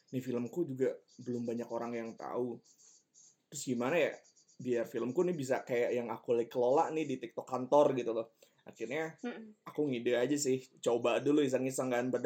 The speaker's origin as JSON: {"language": "Indonesian", "town": "Kuningan", "region": "West Java", "country": "Indonesia", "tie": "born or raised there", "said": "aku asli dari Kuningan besar di Kuningan lahiran 98 umur 23"}